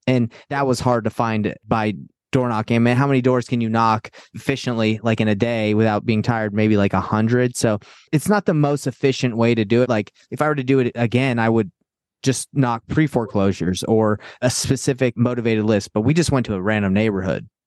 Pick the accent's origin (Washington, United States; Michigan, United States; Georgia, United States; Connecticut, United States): Georgia, United States; Atlanta; I grew up in Atlanta, Georgia